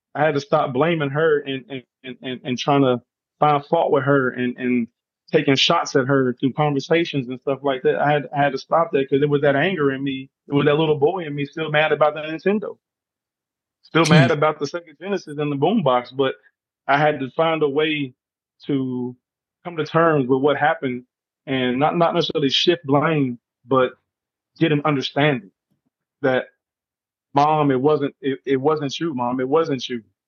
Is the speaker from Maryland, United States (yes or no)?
no; Charleston, West Virginia, United States; me being raised in Charleston, West Virginia, you know, little old West Virginia, everyone writes it off as backwood country bunking West Virginia, but I lived there. I was raised there. That's my home state. That's my home city